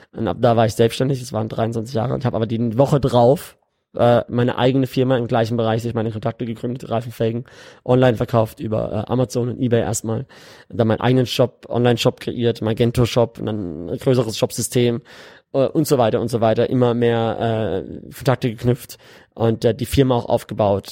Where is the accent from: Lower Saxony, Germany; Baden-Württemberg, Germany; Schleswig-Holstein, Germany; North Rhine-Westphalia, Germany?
Baden-Württemberg, Germany; Karlsruhe; moved away as an adult; now in Dubai, United Arab Emirates; ich komme ursprünglich aus Karlsruhe und äh, habe mein, hab in, mein ganzes Leben eigentlich in Deutschland gelebt, bis vor fünf Jahren.